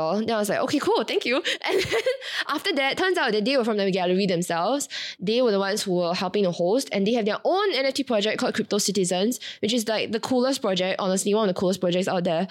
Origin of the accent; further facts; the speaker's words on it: Singapore; I came from Singapore